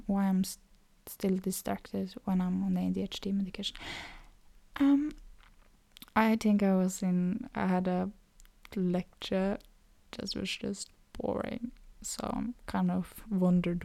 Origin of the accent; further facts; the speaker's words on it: Norway; accent: Norwegian; first language Norwegian; English is a second language; Norwegian too, which is my native language